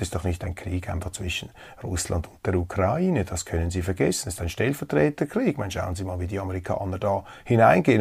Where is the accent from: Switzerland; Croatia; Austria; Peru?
Switzerland; als Schweizer